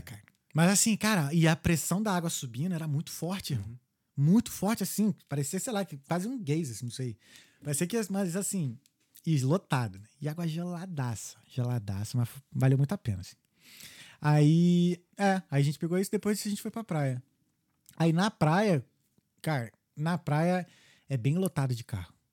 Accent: Brazil; now in Dublin, Ireland; a gente é brasileiro

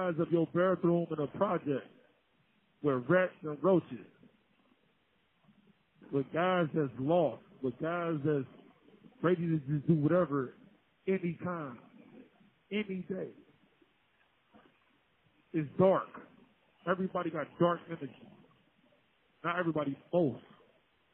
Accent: Cincinnati, Ohio, United States; Growing up on Bond Hill

